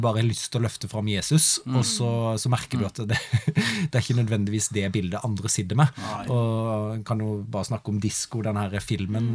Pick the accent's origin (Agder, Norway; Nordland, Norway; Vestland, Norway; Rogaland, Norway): Agder, Norway; Hornnes; also born or lived in Grimstad; jeg gikk hjemme på Hornes videregående Hornes gymnas